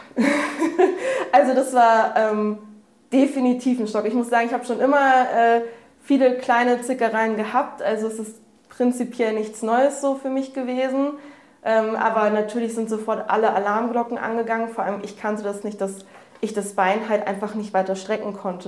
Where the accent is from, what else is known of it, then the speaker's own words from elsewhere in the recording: near Hanover, Lower Saxony, Germany; moved away as an adult; now in Hamburg, Germany; ich komme aus der Nähe von Hannover